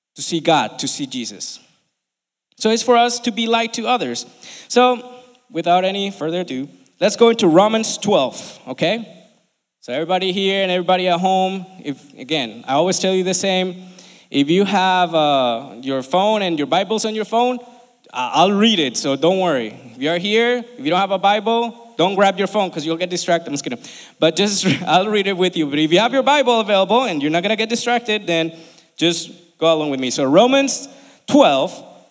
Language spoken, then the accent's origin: English; Colombia; now in United States; I'm from Colombia, right? I love this country and I've been here for almost 20 years now